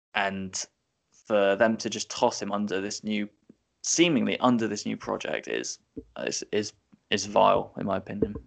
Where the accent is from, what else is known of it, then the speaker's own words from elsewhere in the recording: England, United Kingdom; as a English born uh, you know, teenager now in his twenties